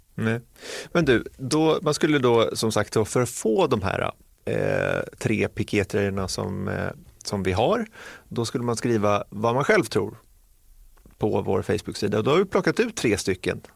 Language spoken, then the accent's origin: Swedish; Sweden; som svensk